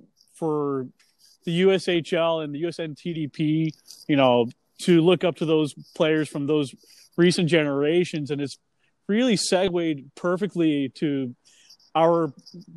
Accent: Western Massachusetts, United States; growing up in Western Mass

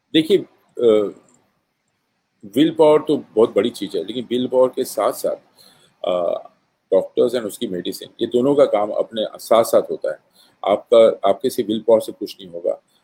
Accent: Bhilai, Chhattisgarh, India; मैं भिलाई से हूँ

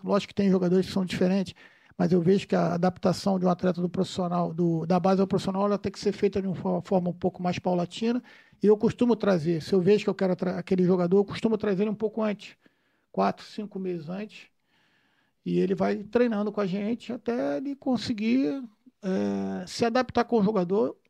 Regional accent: Rio de Janeiro, Brazil; nasci, nascido e criado lá em Vila Isabel

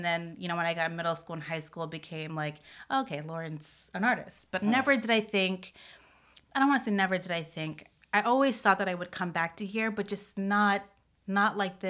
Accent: Florida, United States; also born or lived in Detroit; I was born in Detroit. We moved down to Florida, South Florida, when I was 3.

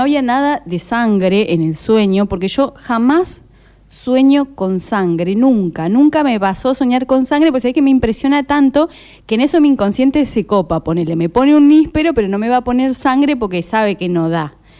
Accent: Córdoba, Argentina; cuando era chica en Córdoba, capital, te hablo esto año 86-87

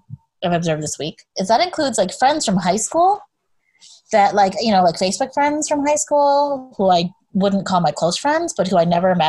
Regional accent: Twin Cities, Minnesota, United States; moved away; the Twin Cities in particular, because that's my hometown. That's where I'm from. That's where a lot of my family is. We go there often and I grew up there.

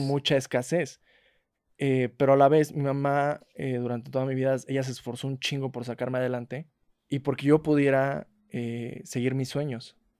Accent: La Huasteca, Mexico; now in Mexico City, Mexico; yo soy orgullosamente huasteco

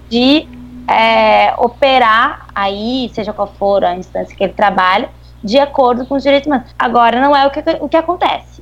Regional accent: Rio Grande do Sul, Brazil; accent: gaúcho; moved away as an adult; also born or lived in Niterói; now in Rio de Janeiro, Brazil; pelo meu sotaque já se nota que eu sou gaúcha

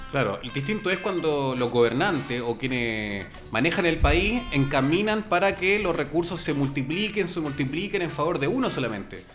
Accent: Santiago, Santiago Metropolitan Region, Chile; Somos santiaguinos

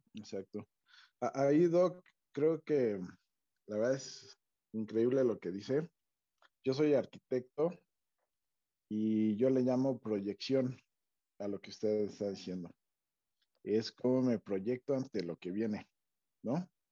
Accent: State of Mexico, Mexico; nosotros que somos mexiquenses

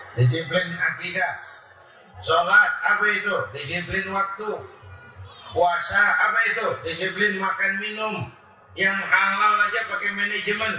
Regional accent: Jakarta, Indonesia; saya lahir di Gandaria, di Kebayoran

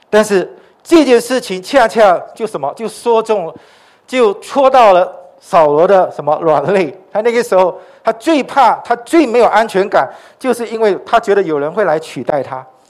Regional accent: Sarawak, Malaysia; moved away; 我来自撒拉约

